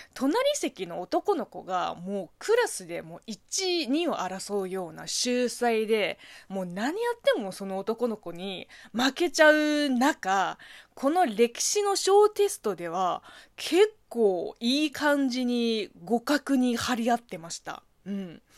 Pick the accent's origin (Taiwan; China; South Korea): China; Japanese is a second language; moved away as an adult; now in Japan; 中国生まれ中国育ちの私